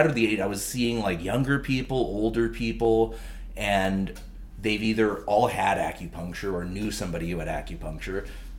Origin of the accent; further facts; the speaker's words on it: Vancouver, British Columbia, Canada; moved away as an adult; now in Prince Edward Island, Canada; because I'm originally from Vancouver.